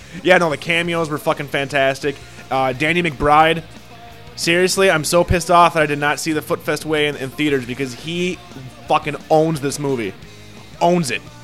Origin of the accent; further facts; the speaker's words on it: United States; I'm an American. I'm American.